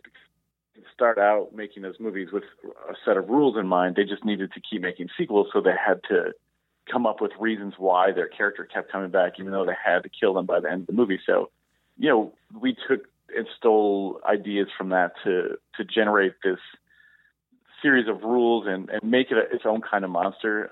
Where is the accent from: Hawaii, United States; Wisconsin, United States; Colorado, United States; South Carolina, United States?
Wisconsin, United States; Wausau; I was growing up in Wausau, Wisconsin